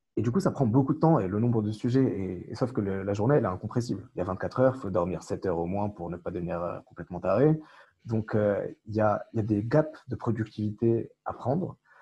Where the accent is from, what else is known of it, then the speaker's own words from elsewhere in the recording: Morocco; now in France; Tariq et moi avons grandi au Maroc, on a eu la nationalité française euh, par la suite